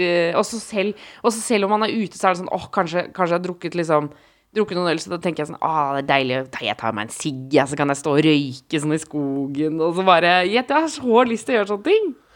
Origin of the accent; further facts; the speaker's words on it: Oslo, Norway; Jeg var hjemme på Ellingsråsen, mm. Eh, østkanten i Oslo